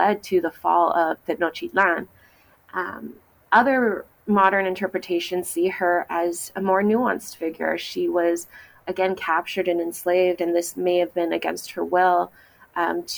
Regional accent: San Diego, California, United States; I am from San Diego, and part of my middle school, high school education, I had mandated Spanish language classes

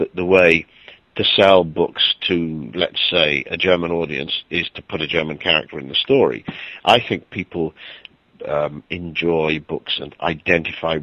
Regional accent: Wales, United Kingdom; I'm not English. I come from Wales, a small country

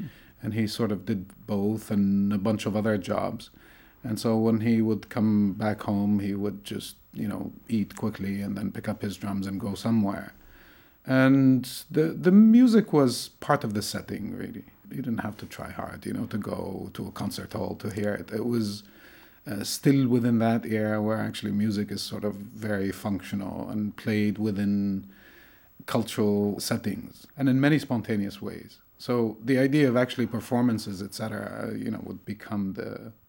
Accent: Tunisia; born there; I was born in Tunisia, in North Africa.

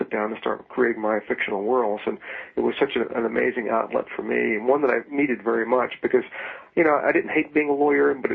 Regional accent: Virginia, United States; I grew up in Virginia

